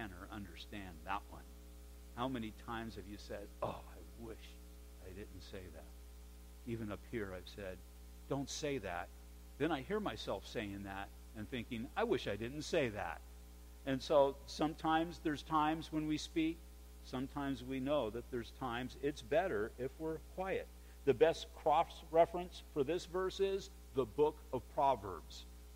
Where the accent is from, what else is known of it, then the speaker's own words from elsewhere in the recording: United States; we're all Americans